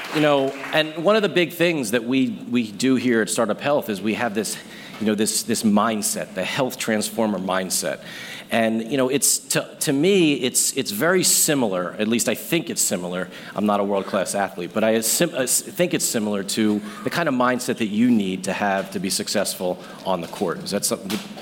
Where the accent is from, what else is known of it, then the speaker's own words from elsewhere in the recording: Philadelphia, Pennsylvania, United States; Philadelphia 76ers, which is my hometown team